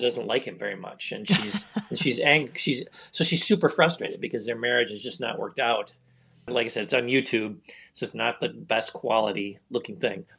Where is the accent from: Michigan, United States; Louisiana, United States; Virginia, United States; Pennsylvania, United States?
Michigan, United States; I'm from Michigan